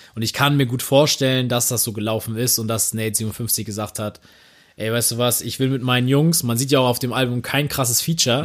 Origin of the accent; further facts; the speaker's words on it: Germany; als Deutscher und denkst so, ja, meine Eltern kommen halt aus einer Münster so, meine Großeltern auch